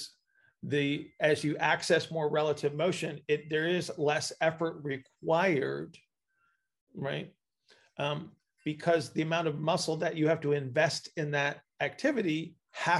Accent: United States; I'm an American

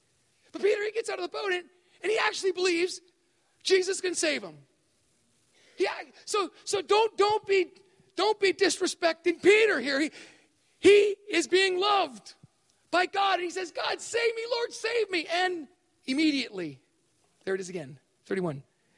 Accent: Thailand; But we grew up in Thailand, and so my dad modeled for me at a very early age what it was like to have faith

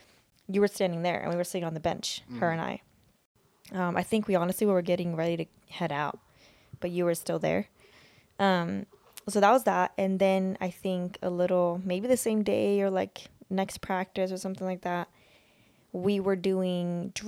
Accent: Sweden; And then I kind of mentioned that I'm like from Sweden.

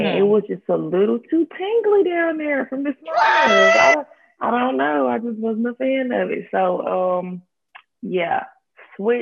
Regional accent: Greenville, South Carolina, United States; I'm 22 years old, and I am from Greenville, South Carolina

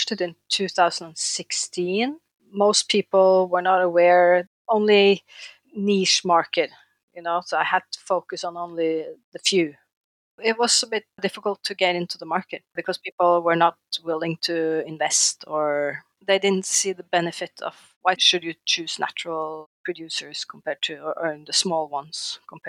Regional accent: Norway; also born or lived in The Hague, Netherlands; I'm from Norway.

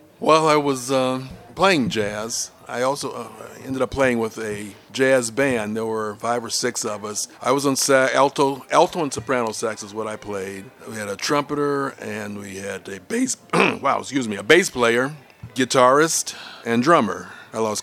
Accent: Chicago, Illinois, United States; I was born here in Chicago, Illinois, right on the lake at Michael Reese Hospital, and lived on the south side most of my childhood life, or my childhood and teenage life

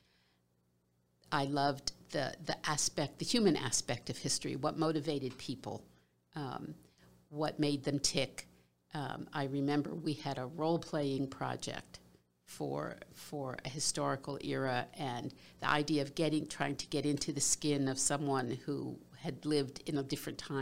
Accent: Philadelphia, Pennsylvania, United States; I grew up in Philadelphia, Pennsylvania, I was a middle child, the only daughter.

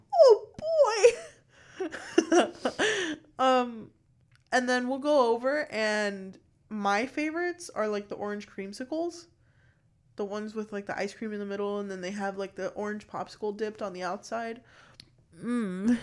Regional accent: Miami, Florida, United States; I'm also from Miami. We're both from South Florida.

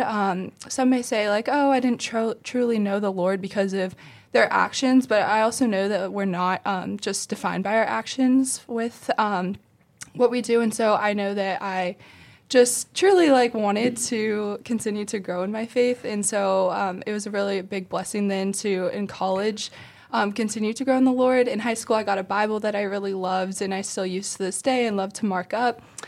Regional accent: Ohio, United States; moved away as an adult; now in South Carolina, United States; I'm from Ohio, and so now I go to school in South Carolina

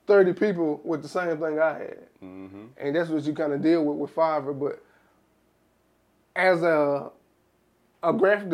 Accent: South Arkansas, United States; I'm from South Arkansas

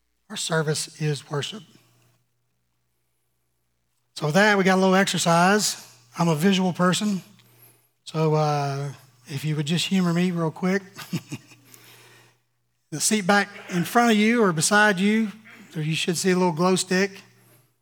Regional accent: Louisiana, United States; I'm from Louisiana.

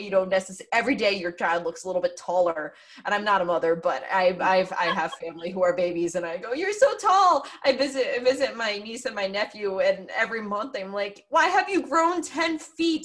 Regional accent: Pennsylvania, United States; also born or lived in New York area; now in New York, United States; I grew up in Pennsylvania. I live in New York area now

